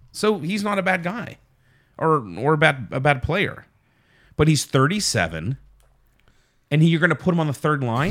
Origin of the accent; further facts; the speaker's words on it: Pittsburgh, Pennsylvania, United States; we're, we're from Pittsburgh